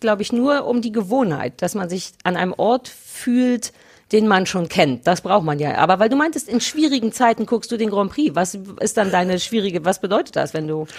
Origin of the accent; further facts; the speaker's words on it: Berlin, Germany; Berlin, weil es meine Heimatstadt ist